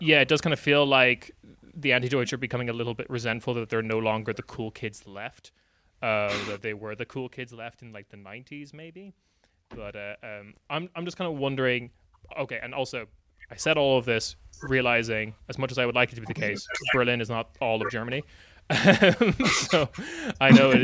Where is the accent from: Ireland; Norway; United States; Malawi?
Ireland; moved away as an adult; also born or lived in United Kingdom; I lived in the UK for a while as an Irish person